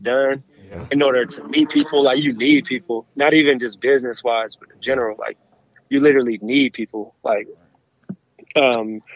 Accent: Berkeley, California, United States; I'm from the Bay, from Berkeley.

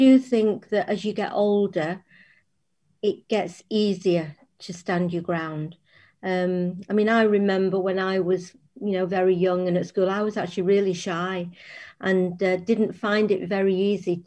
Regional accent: Sale, North West England, United Kingdom; also born or lived in Timperley; I grew up in Sale and in Timperley, and I went to Sale Girls Grammar School, which is still there.

